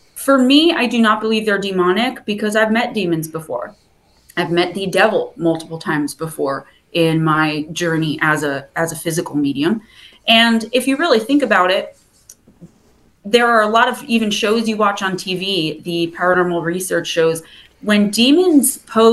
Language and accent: English; New Jersey, United States; accent: Jersey; I love my Jersey accent